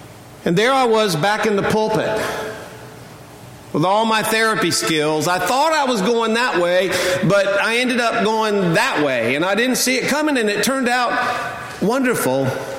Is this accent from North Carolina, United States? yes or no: yes; North Carolina, United States; born or raised there; also born or lived in Charleston, South Carolina; now in Charlotte, United States